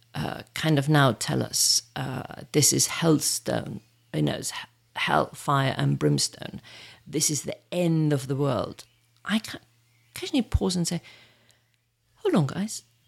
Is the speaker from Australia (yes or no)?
no; near Munich, Bavaria, Germany; also born or lived in Birmingham, United Kingdom; now in United Kingdom; born in, near Munich